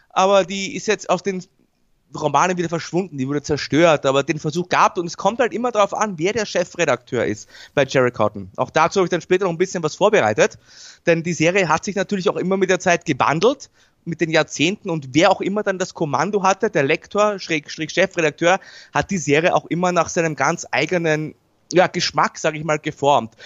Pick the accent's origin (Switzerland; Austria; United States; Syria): Austria; bei uns in Österreich